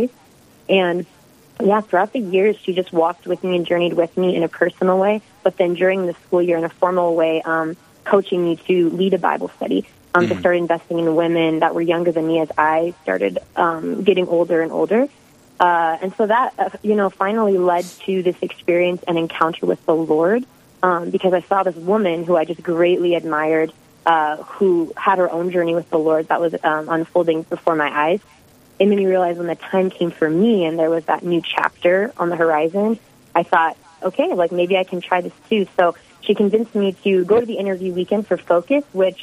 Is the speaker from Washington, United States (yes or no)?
yes; Hoquiam, Washington, United States; moved away as an adult; also born or lived in South Dakota; now in North Dakota, United States; I'm a West Coast girl. Been in the Midwest about 6 years now, but originally from a small logging town called Hoquiam. It's about 2 hours from Seattle.